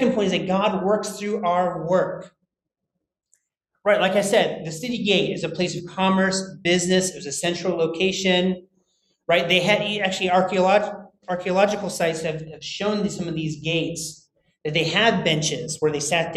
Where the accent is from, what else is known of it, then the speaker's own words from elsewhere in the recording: United States; moved away; I'm American